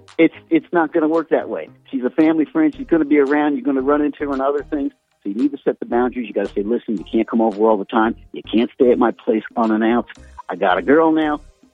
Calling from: Shreveport, Louisiana, United States; calling from Shreveport.

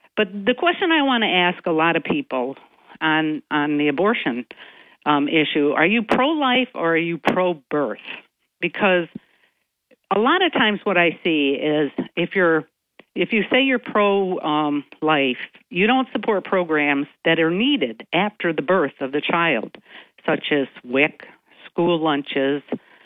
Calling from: Binghamton, New York, United States; Good morning, Bob. … from Binghamton.

